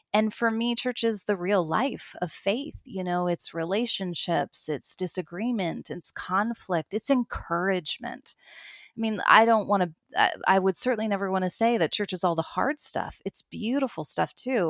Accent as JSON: {"language": "English", "country": "United States", "moved": "as an adult", "lives_now": "Toronto, Canada", "said": "I'm an American"}